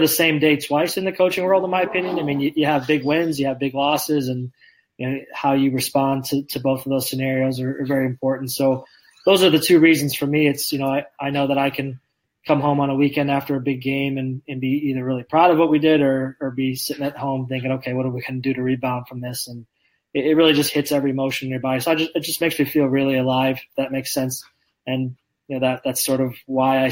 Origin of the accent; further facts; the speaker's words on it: Indiana, United States; moved away as an adult; now in Lindsborg, United States; I grew up in Indiana.